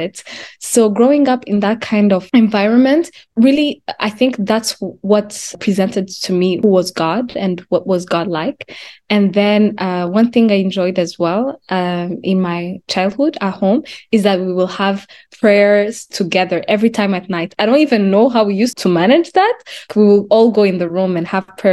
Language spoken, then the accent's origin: English; Kigali, Rwanda; moved away as an adult; now in Canada; I was born and raised in Rwanda. I think I came here at 18. So I came in Canada at 18 years old